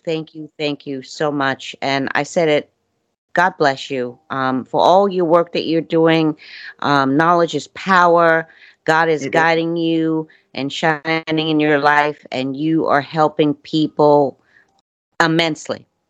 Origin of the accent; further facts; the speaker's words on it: New York City, New York, United States; moved away; I'm from Brooklyn